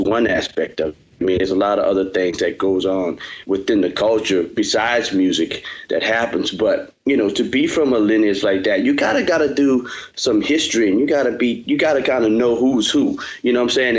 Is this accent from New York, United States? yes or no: no; New Orleans, Louisiana, United States; I was born and raised in New Orleans